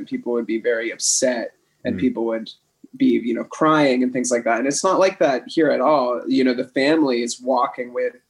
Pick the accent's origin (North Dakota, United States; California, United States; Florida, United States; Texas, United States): California, United States; San Francisco Bay Area; moved away as an adult; now in Ubud, Indonesia; I grew up in California, yep. In San Francisco Bay Area.